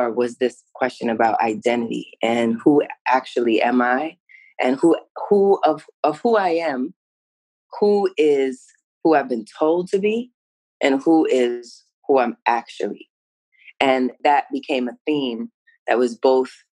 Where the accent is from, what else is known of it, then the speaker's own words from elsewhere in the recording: New York City, New York, United States; I grew up in New York City, you know, heart of the city, right there, melting pot for real